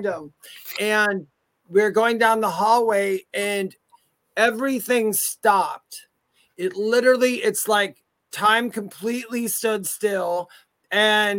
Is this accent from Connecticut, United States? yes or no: no; Wisconsin, United States; now in North Carolina, United States; I'm from Wisconsin, and we traveled back and forth to the state I'm in now, which is North Carolina